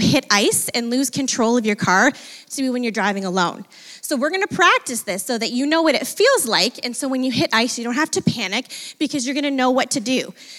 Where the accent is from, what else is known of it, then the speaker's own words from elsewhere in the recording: Fort Erie, Ontario, Canada; I grew up in Ridgeway, Fort Erie area